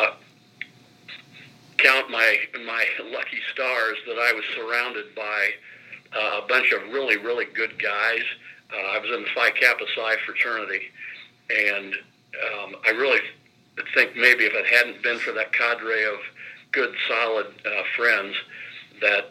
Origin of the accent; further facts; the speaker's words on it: Salina, Ohio, United States; moved away as an adult; also born or lived in Englewood, New Jersey / Frankfort, Indiana; My family is from Salina, Ohio. This is where I was raised.